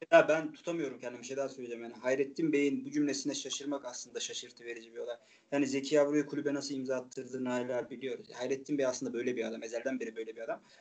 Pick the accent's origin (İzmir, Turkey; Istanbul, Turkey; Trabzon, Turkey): Trabzon, Turkey; Çaykara; ben Kayran köyü diye geçer benim köyüm. Ee, Lim, Limli eski ismi.